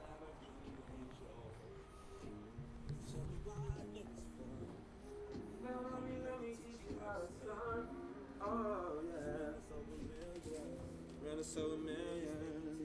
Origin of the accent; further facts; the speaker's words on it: London, United Kingdom; also born or lived in Japan; I'm from London